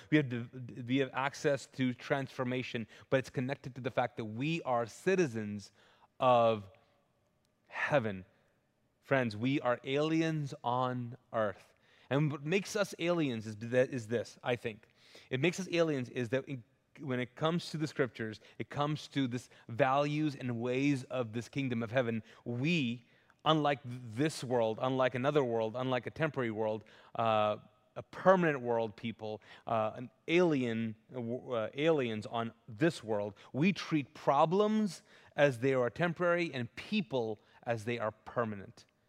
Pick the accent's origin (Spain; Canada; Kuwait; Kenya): Kuwait; also born or lived in Pakistan; now in United States; I grew up, I was born and raised in Kuwait, but they don't give out citizenships